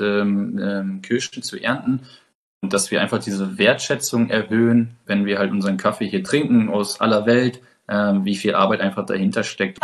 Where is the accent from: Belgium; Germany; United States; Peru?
Germany; bei uns in Deutschland